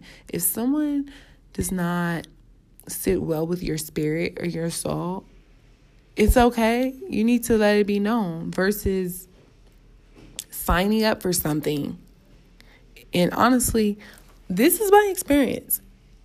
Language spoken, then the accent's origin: English; Los Angeles, California, United States; I'm still from South Central